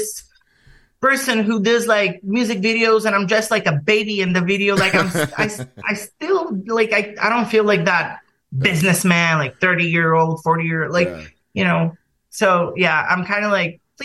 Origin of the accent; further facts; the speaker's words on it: Bulgaria; moved away as an adult; now in London, United Kingdom; I'm from Bulgaria originally